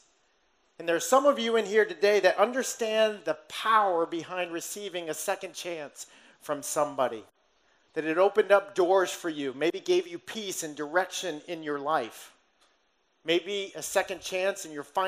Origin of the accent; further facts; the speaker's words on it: Somerset, Massachusetts, United States; Somerset being my hometown.